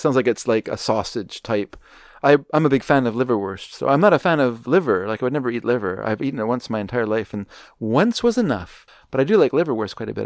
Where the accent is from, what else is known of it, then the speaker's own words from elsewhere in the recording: Canada; I grew up in Canada